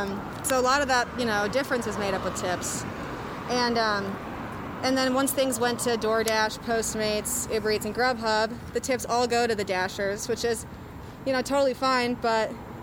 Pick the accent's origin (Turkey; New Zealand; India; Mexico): New Zealand; I'm Kiwi, yeah.